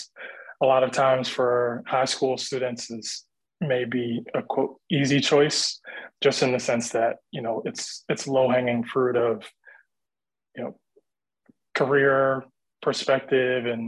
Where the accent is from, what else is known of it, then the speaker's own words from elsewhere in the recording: Hempstead, New York, United States; I'm originally from Hempstead